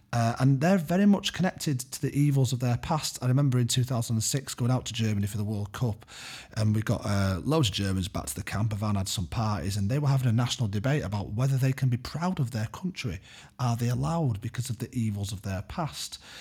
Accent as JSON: {"language": "English", "country": "United Kingdom", "said": "the British education system has somewhat shielded me"}